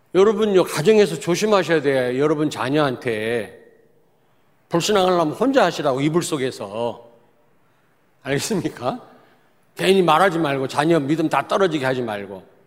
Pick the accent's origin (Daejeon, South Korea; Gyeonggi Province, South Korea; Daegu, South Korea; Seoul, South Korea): Daejeon, South Korea; 저는 대전 출신이기 때문에 많이 바뀌었지만 잘 압니다.